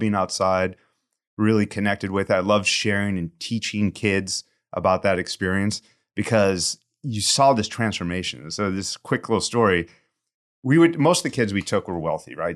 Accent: St. Louis, Missouri, United States; moved away as an adult; also born or lived in Austin, Texas / Arizona / San Francisco Bay Area; now in San Francisco, United States; I grew up in St. Louis in the Midwest

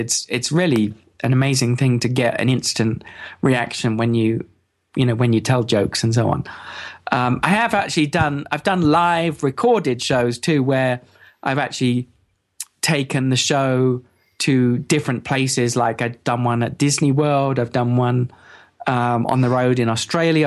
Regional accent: England, United Kingdom; I'm from England

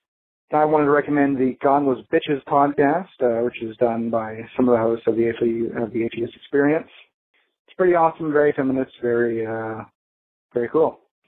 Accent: Houston, Texas, United States; I'm from Houston, Texas, the sweaty, oily armpit of the U.S.

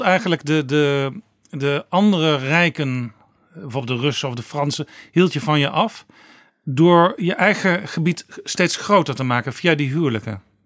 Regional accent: Netherlands; wij als Nederlanders

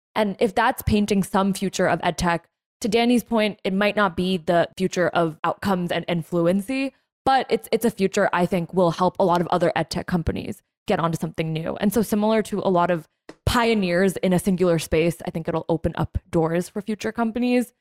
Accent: New Jersey, United States; I'm from New Jersey

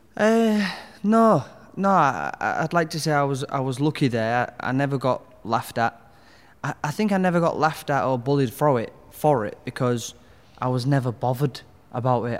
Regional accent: Hull, Yorkshire and the Humber, United Kingdom; I grew up in Hull in Westhull

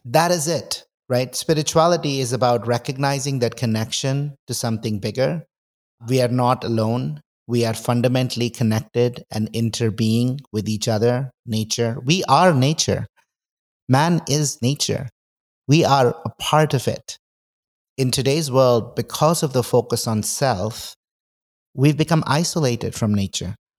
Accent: India; moved away; I grew up in India, but I was not very spiritual

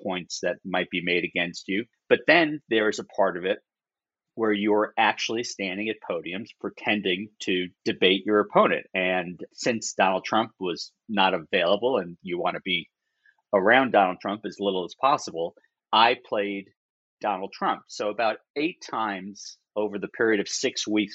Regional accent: New York, United States; growing up in New York

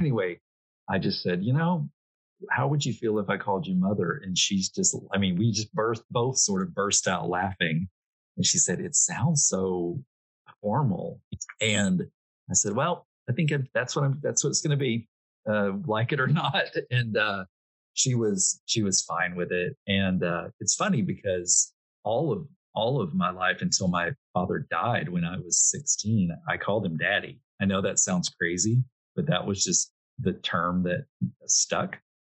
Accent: Arkansas, United States; moved away; back home in Arkansas

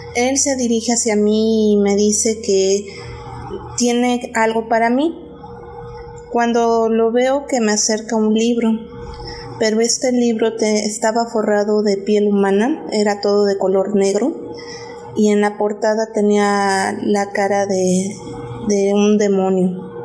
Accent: State of Mexico, Mexico; now in Mérida, Mexico; yo actualmente vivo en la ciudad de Mérida, Yucatán, pero soy originaria del Estado de México

